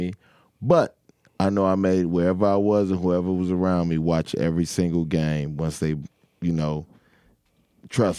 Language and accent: English; Chicago, Illinois, United States; also born or lived in Baton Rouge; I'm from Chicago, and I'm from the West Side